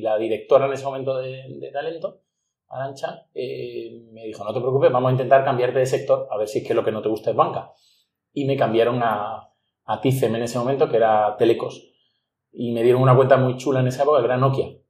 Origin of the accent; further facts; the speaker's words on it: Ronda, Andalusia, Spain; also born or lived in Málaga; soy de Málaga, nací en Málaga, aunque fue nacer y llevarme a mi madre a Ronda, donde vivimos 12 años